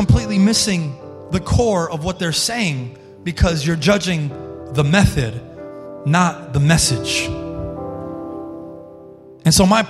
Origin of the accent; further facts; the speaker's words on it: Colorado, United States; we came from Colorado and I wasn't listening to any Christian music when I was in Colorado.